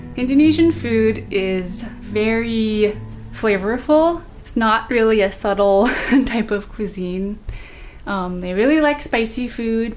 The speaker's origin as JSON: {"language": "English", "area": "Bay Area", "region": "California", "country": "United States", "tie": "born or raised there"}